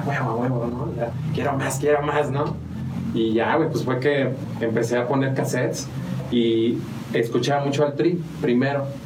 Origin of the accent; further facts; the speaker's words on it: San Juan del Río, Querétaro, Mexico; also born or lived in Mexico City / Purépero, Michoacán / Amealco / Galindo; nací en la Ciudad de México, pero estoy registrado en Purépero, Michoacán, porque de allá es mi familia. Entonces, algo falló en el plan y terminamos aquí en San Juan